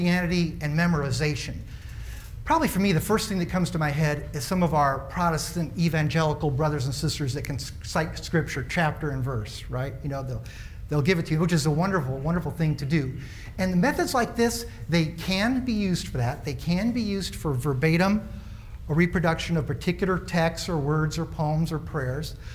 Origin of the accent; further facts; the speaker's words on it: Springfield, Illinois, United States; moved away; my hometown, Springfield, Illinois, the land of Lincoln